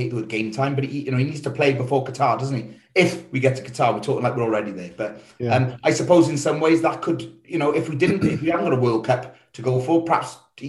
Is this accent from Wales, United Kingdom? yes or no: yes; Wales, United Kingdom; I'm Welsh.